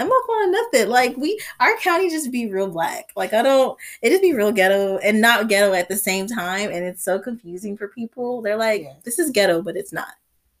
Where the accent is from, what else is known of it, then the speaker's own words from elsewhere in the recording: the South, United States; growing up in the South and stuff, and going, especially our county is very black.